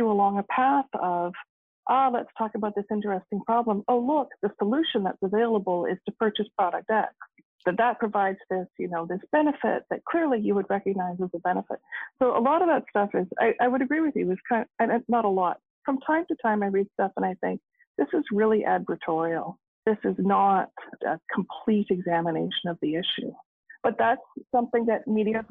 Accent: Canada; also born or lived in Waterloo, Ontario; I am Canadian, I can vote here

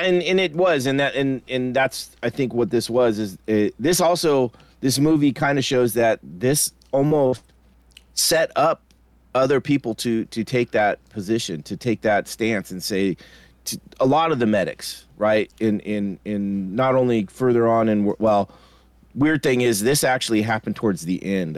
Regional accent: United States; I'm American

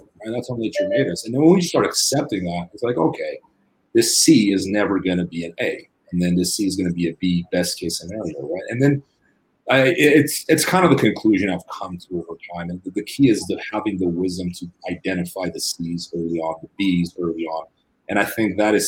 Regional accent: Brazil; moved away; I grew up in Brazil

